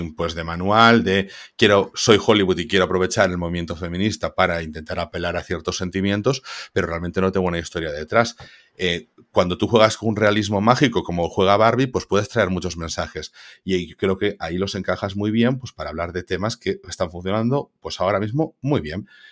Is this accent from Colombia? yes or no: no; Spain; nosotros, como españoles